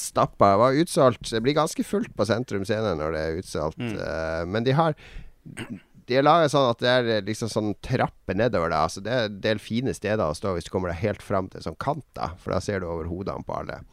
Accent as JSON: {"language": "Norwegian", "town": "Harstad", "region": "Troms", "country": "Norway", "accent": "Northern Norwegian", "moved": "yes", "said": "jeg er fra Harstad"}